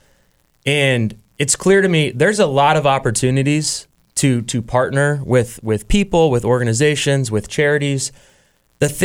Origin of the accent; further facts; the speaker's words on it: Kansas City, United States; in my hometown